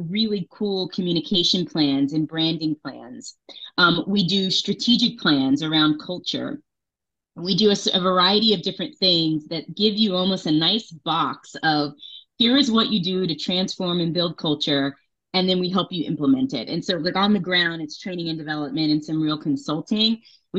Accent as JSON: {"language": "English", "town": "Las Vegas", "region": "Nevada", "country": "United States", "tie": "born or raised there", "also_born_or_lived": "New York", "moved": "as an adult", "said": "I was born in New York, but I grew up in Las Vegas"}